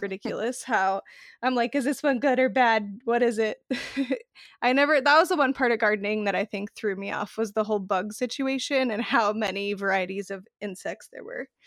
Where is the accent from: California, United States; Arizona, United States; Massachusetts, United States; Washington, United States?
Arizona, United States; moved away; I grew up in the desert. I'm from Arizona originally